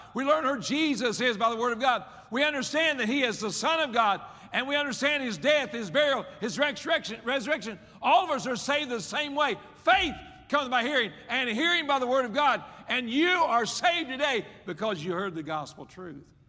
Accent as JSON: {"language": "English", "region": "West Virginia", "country": "United States", "tie": "born or raised there", "said": "I was raised in West Virginia"}